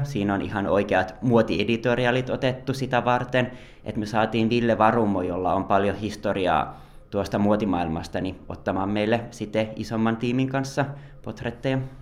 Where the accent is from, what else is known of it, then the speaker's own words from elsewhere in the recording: Joensuu, North Karelia, Finland; moved away as an adult; also born or lived in Lahti; now in Helsinki, Finland; mä oon tosiaan Joensuusta kotoisin ja lähtenyt opiskelemaan silloin 21-vuotiaana Lahteen